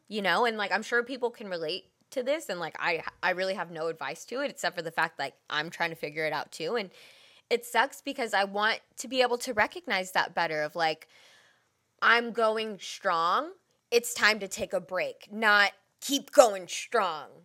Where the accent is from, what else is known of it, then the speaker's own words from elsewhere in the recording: Bay Area, California, United States; we are from the Bay Area